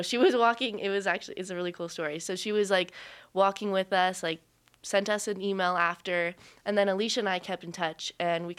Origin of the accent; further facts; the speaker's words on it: Las Vegas, Nevada, United States; moved away; I was born and raised in Vegas